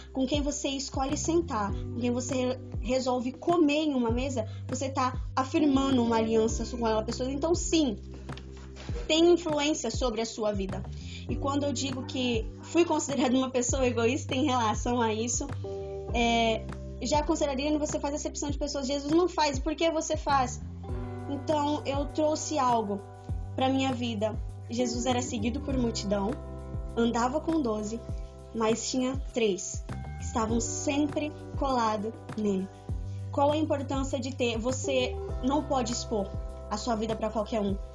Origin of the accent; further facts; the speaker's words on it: Lins, São Paulo, Brazil; sou de Lins, São Paulo